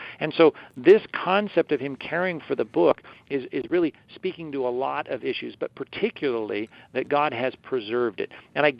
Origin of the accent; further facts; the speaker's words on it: Long Beach, California, United States; And I remember as a kid growing up in Long Beach, California